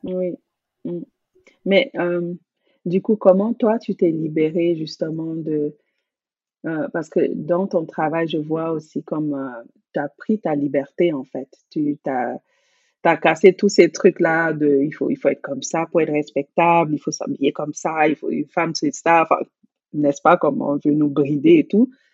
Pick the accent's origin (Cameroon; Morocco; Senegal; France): Cameroon; j'ai grandi au Cameroun